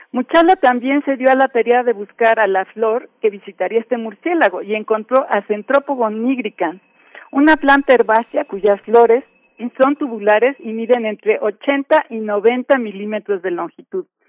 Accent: Mexico; como mexicanos

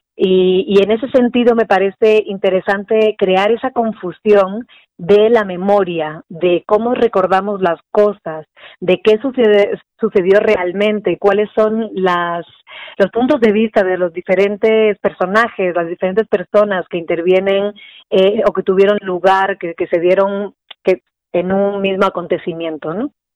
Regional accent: Spain; now in Mexico; Yo soy española

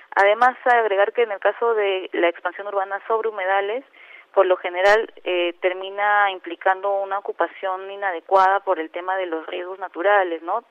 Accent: Mexico; moved away; also born or lived in Peru; yo he nacido y vivido mi infancia en México

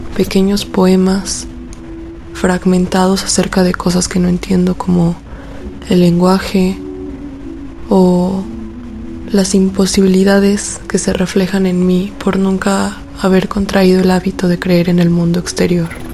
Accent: Aguascalientes, Mexico; now in Mexico City, Mexico; soy de Aguascalientes, pero vivo en la Ciudad de México

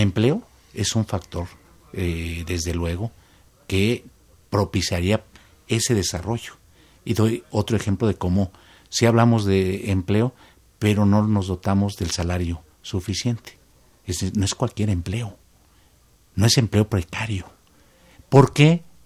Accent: Mexico

